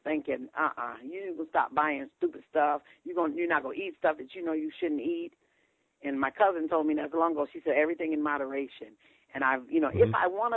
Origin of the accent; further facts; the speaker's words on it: Ohio, United States; moved away; I'm from Ohio